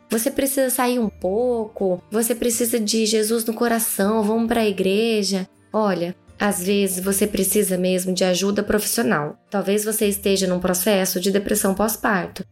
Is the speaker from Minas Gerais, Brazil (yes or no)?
no; Cuiabá, Mato Grosso, Brazil; accent: cuiabana; o meu sotaque de cuiabana